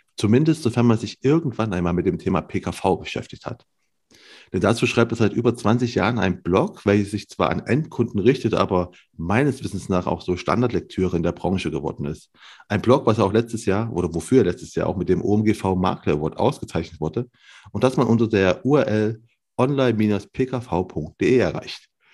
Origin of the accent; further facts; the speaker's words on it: near Leipzig, Saxony, Germany; ich bin aus Leipzig, ne, aus der Nähe von Leipzig